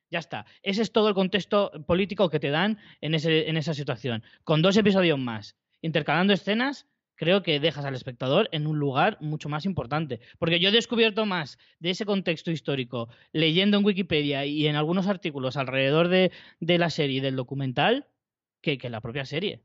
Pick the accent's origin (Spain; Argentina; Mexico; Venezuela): Spain; yo, como español